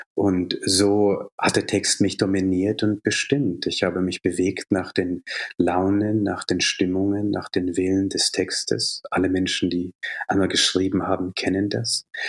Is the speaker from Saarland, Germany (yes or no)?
no; Bavaria, Germany; also born or lived in Jaffna, Sri Lanka; ich bin in Bayern groß geworden, also in einer sehr katholischen Gegend